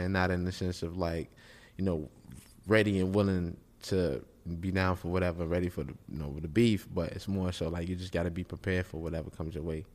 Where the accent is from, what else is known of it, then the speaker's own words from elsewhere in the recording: Chicago, Illinois, United States; I'm from Chicago